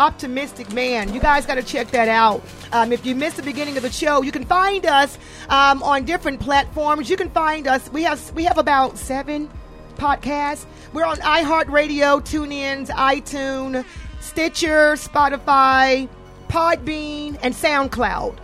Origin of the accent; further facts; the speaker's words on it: Atlanta, Georgia, United States; I'm from the South. I'm from ATL.